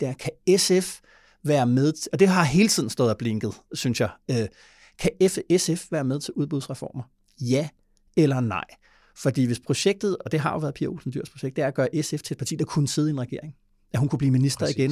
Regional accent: Denmark; som dansker

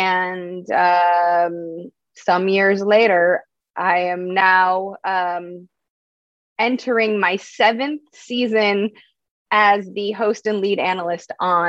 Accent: Midwest, United States; now in Los Angeles, United States; where I grew up in the United States, in the Midwest, are more prevalent than like on the coasts. So it wasn't that far of a leap, but still pretty different, especially now that I live in Los Angeles and did get a degree out east.

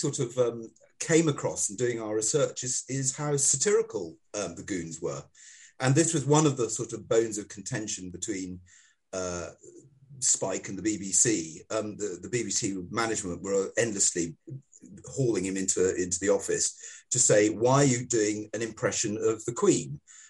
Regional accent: Singapore; I was brought up in Singapore, and we had no television, and we just listened to goon shows all the time.

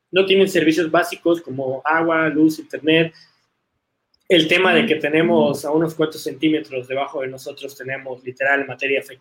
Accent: Yucatán, Mexico; a pesar de que soy yucateco, luego la gente me tacha de chilango

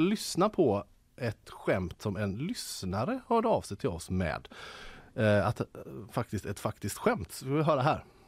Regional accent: Gothenburg, Västra Götaland, Sweden; urgöteborgare som jag är

